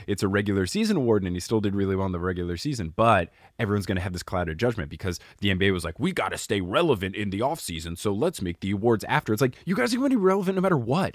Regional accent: New Jersey, United States; I grew up in New Jersey

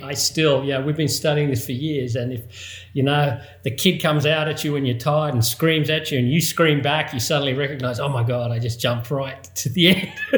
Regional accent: Australia; growing up in Australia, obviously, given the accent

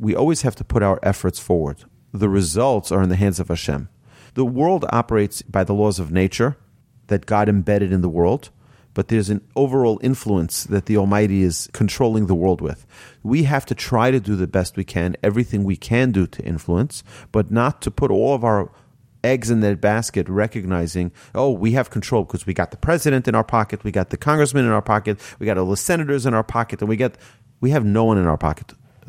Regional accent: New York City, New York, United States; I grew up in New York, and many of those years I was in Brooklyn, New York

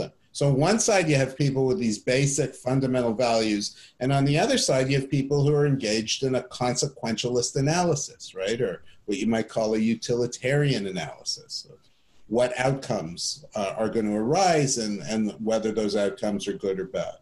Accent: Canada; I grew up in Canada

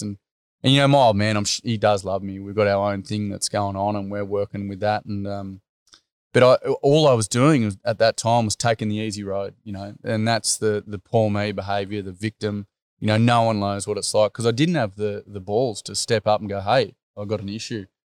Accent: Australia; I'm from Chugan

